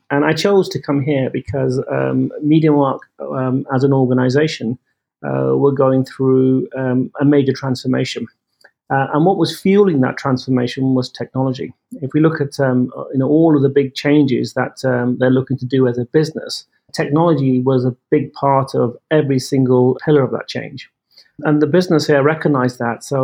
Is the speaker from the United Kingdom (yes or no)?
yes; United Kingdom; as you can tell from my from my accent, I'm I'm from the UK, um, but my parents were are from India. Uh, I was born in the UK. Um, and brought up there and educated there